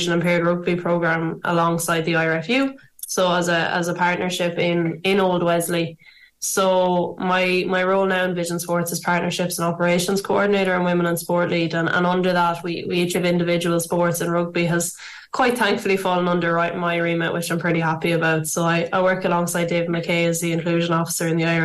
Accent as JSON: {"language": "English", "area": "Castlebar, County Mayo", "region": "Connacht", "country": "Ireland", "moved": "as an adult", "lives_now": "Dublin, Ireland", "said": "I'm from Caspar in County Mayo originally, now living up in Dublin for work"}